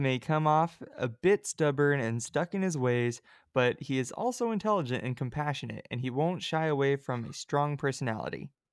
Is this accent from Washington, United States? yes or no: no; California, United States; I'm from California